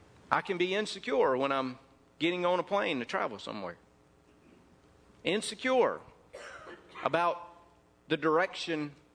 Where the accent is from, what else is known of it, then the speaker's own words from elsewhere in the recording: North Mississippi, United States; When I was raised up in North Mississippi